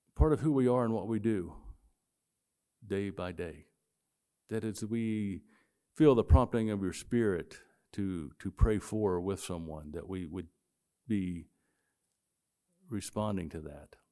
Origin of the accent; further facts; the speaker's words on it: West Virginia, United States; moved away; I grew up in West Virginia